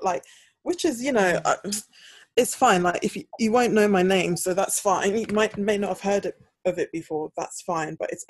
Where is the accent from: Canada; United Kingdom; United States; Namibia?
United Kingdom; London; I will say, yeah, I'm from London.